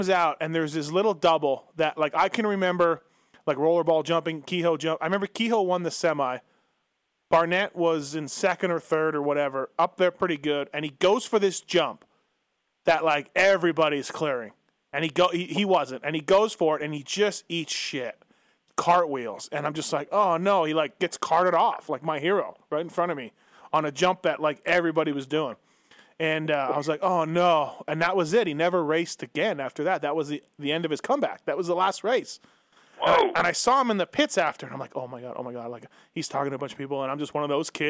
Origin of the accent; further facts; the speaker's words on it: Canada; I was from Canada